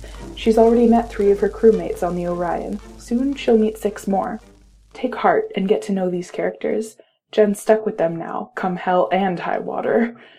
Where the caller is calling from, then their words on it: Holden, Alberta, Canada; from Holden, Alberta, Canada.